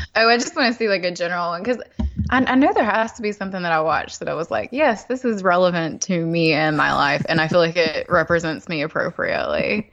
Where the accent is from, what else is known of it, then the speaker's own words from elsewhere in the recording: the South, United States; as a Southerner, I've never been to, to New York City